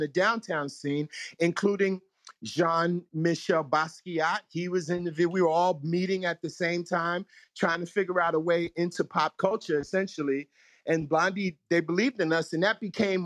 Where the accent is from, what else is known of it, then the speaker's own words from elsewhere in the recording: New York City, New York, United States; growing up in New York City